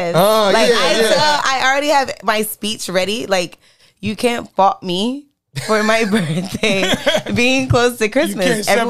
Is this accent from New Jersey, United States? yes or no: no; California, United States; born there; But I was born in Cali, so we was there, and then.